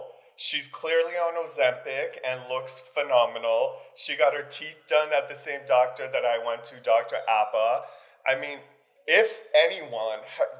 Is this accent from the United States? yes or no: no; Iran; moved away; Girl, I'm from the Middle East. We fled a country because the Shah was falling.